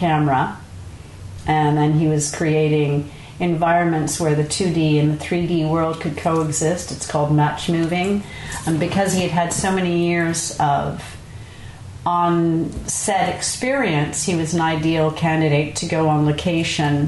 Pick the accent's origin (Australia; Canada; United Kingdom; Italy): Canada; Montreal, Quebec; now in Marin, United States; Growing up, I grew up in Montreal and we had a country house